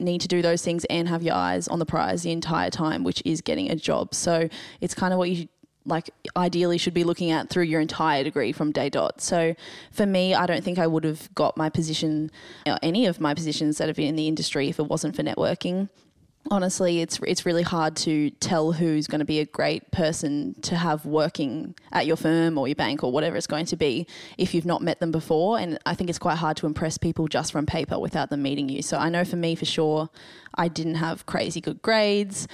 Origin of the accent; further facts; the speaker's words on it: Gold Coast, Queensland, Australia; I am from the Gold Coast